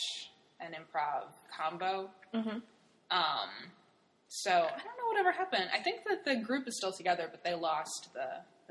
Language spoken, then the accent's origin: English; Cleveland, Ohio, United States; also born or lived in Hartford, Connecticut; now in Brooklyn, United States; I'm from Cleveland, Ohio